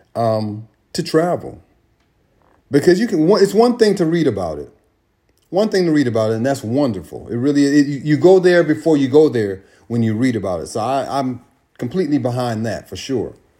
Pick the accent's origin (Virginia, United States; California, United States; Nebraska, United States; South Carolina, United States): California, United States; moved away; I live in California. California is amazing. California, I grew up in California and didn't know California until I came back